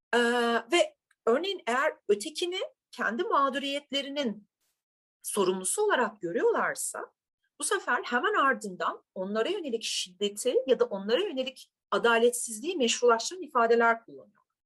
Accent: Turkey; ben bir Türk'üm

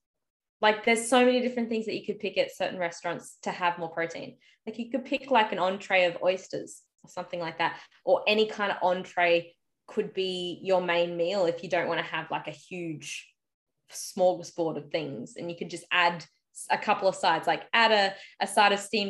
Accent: Australia; I'm just Aussie

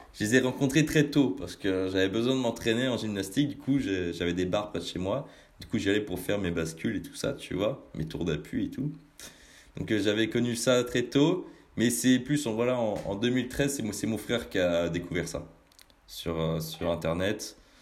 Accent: Rennes, Brittany, France; je viens pas de Paname, mais plus, euh, mais plus de, de Bretagne je viens du, côté de, Rennes

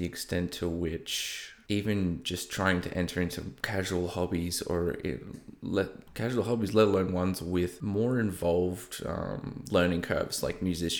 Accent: Melbourne, Victoria, Australia; accent: Australian; So I live in Melbourne, in Australia, if you can't tell by my slightly broken accent, or I don't know, maybe, maybe not. I've lived halfway across the East Coast, so I've probably picked up a bit here and there.

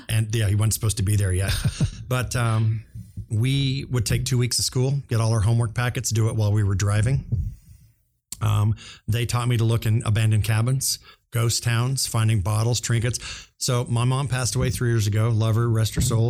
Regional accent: Overland Park, Kansas, United States; also born or lived in Shawnee, Kansas; I was born in Shawnee, raised in Overland Park, went to K U

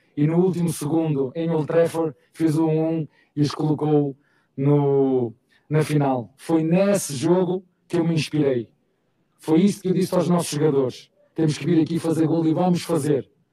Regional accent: Portugal; moved away as an adult; now in Brazil; E eu sou português com muito orgulho, sou europeu com muito orgulho

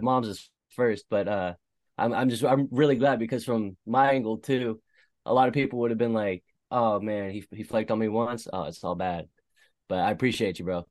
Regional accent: East Bay, California, United States; also born or lived in Concord, California; I'm from the East Bay.

